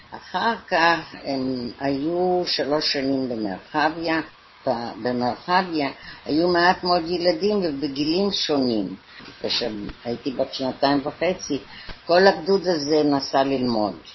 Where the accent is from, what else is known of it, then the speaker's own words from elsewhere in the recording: London, United Kingdom; moved away as an adult; also born or lived in Haifa, Israel / Merhavia, Israel; now in Tel Aviv, Israel; אנחנו באנו ב-1919 ללונדון